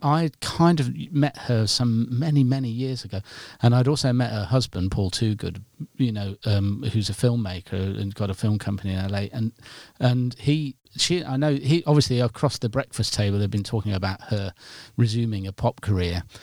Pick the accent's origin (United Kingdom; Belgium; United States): United Kingdom; Nottingham, East Midlands; I'm from Nottingham